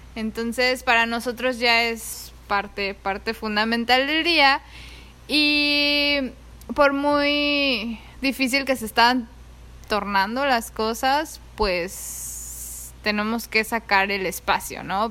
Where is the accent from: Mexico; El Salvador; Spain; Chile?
Mexico; Mexico City; moved away as an adult; now in Oahu, United States; yo crecí en, en la ciudad, yo viví ahí toda mi vida.